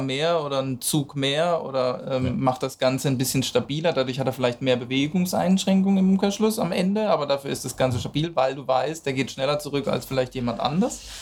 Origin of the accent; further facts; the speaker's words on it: Cologne, North Rhine-Westphalia, Germany; als Kölner